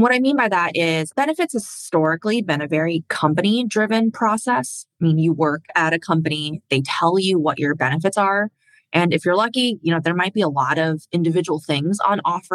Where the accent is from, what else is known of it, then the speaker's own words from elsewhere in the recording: Indiana, United States; also born or lived in China / Philadelphia; We moved to the United States when I was 4 years old, and I spent most of my life growing up in Indiana